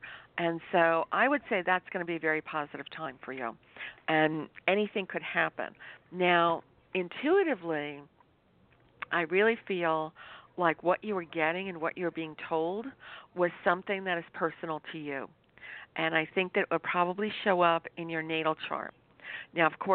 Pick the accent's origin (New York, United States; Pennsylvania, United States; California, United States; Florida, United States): New York, United States; was born in New York